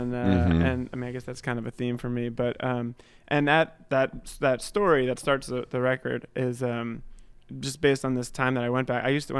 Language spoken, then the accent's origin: English; Berkley, Massachusetts, United States; I grew up in Massachusetts, in like a really small town called Berkeley, and kind of woodsy area.